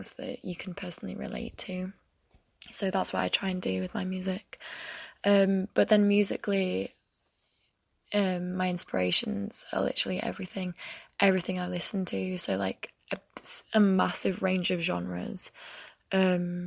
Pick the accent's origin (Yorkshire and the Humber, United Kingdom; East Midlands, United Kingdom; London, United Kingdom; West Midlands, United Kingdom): Yorkshire and the Humber, United Kingdom; York; moved away as an adult; now in Leeds, United Kingdom; I'm from Yorkshire. I'm originally from York, but I live in Leeds now for uni